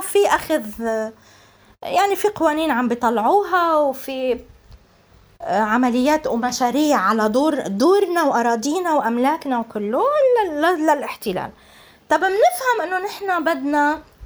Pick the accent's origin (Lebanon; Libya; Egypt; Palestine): Palestine; Jaffa; أنا الكاتبة والناشطة الفلسطينية اليافوية